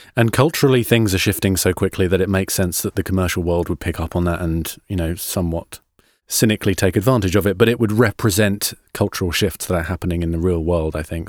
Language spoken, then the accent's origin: English; United Kingdom; I'm a Brit